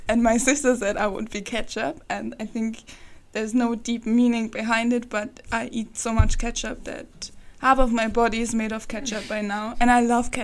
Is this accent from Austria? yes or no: yes; Austria; I'm from Austria, and I'm 19 years old